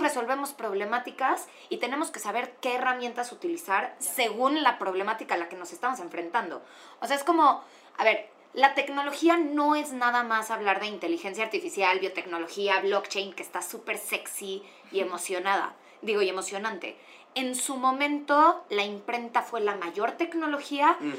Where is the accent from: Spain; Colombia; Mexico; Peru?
Mexico; yo como mexicana